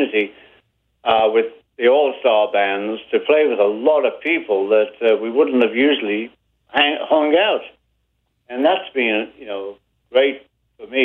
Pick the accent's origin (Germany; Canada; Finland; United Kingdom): United Kingdom; Liverpool, North West England; moved away as an adult; now in United States; We're from Liverpool.